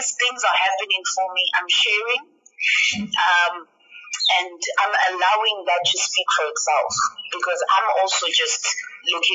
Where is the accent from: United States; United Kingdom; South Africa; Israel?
South Africa; Black South African women